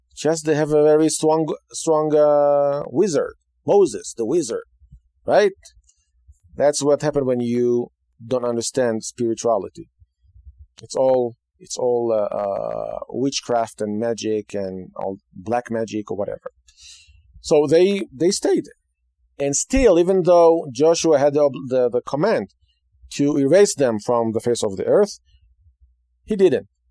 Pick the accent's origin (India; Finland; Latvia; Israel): Israel; moved away; Today, in Israel, my home state, the land of Israel